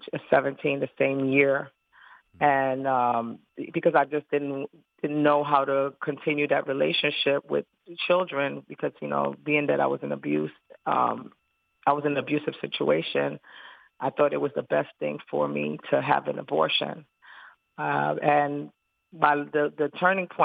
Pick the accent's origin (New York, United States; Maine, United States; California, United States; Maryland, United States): New York, United States; New York City; I was living in New York City because I'm originally from Brooklyn, New York